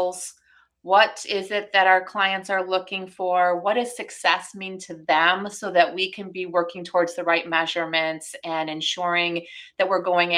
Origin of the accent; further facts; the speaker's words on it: Wisconsin, United States; I stayed in my hometown. I went to UW-Madison, which was just down the road. I've never left